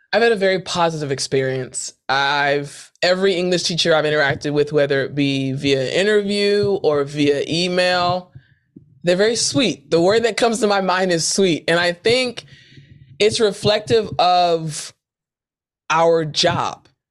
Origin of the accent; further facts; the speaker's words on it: United States; moved away as an adult; also born or lived in South Korea; I'm from Maryland. I'm from D C.